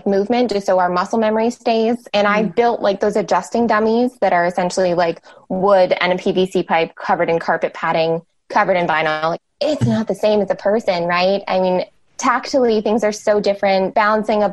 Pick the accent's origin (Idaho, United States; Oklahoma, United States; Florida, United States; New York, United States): Florida, United States; South; moved away as an adult; now in Portland, United States; I'm from South Florida originally